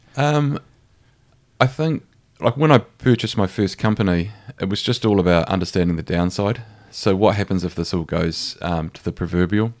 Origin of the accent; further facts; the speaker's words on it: Christchurch, Canterbury, New Zealand; moved away as an adult; also born or lived in Otago / Australia / London; I'm from Avonside. So, I grew up in Avonside.